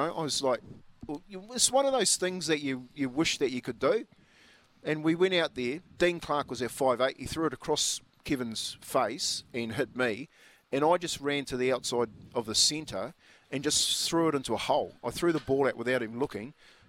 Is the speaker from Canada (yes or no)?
no; New Zealand; Like, you know, being a Kiwi, and I used to like watching the second 5-8